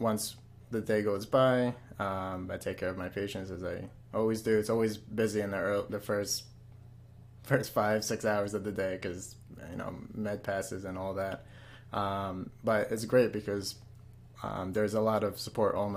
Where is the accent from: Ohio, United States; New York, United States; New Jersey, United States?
New York, United States; Suffolk County, Long Island; also born or lived in Jackson Heights, Queens, New York; Born in Jackson Heights, Queens, and pretty much my whole life here in Suffolk County